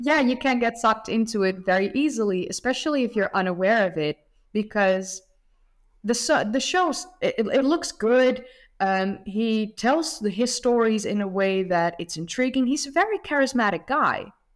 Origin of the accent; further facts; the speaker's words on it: Netherlands; I'm from the Netherlands